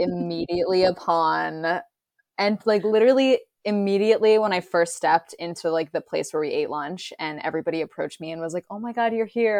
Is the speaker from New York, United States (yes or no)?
no; Massachusetts, United States; my hometown in Massachusetts